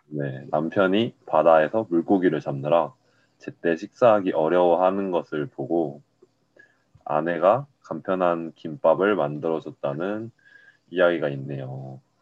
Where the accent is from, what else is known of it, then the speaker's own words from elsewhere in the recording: Daegu, South Korea; 저 서울 태생이 아니고요. 네. 네, 저 대구가 고향이에요.